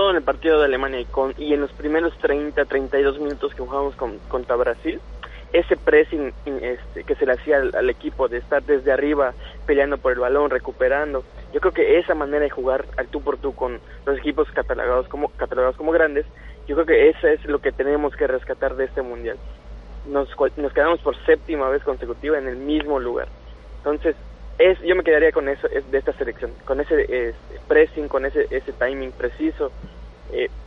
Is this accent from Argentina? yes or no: no; Mexico; Tienen esa capacidad de lectura que a veces nos falta a nosotros como equipo mexicano.